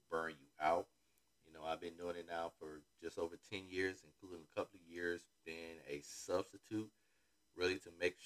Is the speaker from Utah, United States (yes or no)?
no; Florida, United States; I'm from Florida